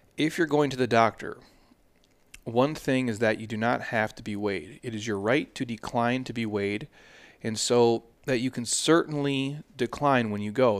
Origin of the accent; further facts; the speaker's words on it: Midwest, United States; I grew up in the Midwest